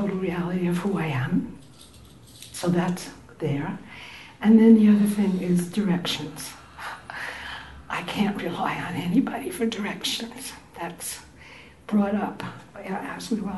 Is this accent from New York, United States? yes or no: yes; New York City, New York, United States; moved away; I'm from Brooklyn Heights in New York